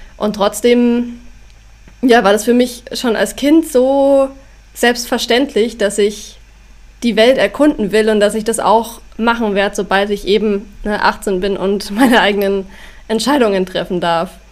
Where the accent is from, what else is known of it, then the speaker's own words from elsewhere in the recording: Schongau, Bavaria, Germany; also born or lived in Weilheim; now in Rosenheim, Germany; also aufgewachsen bin ich in Schongau. Da sind meine Eltern mit mir hingezogen von Weilheim, als ich drei war.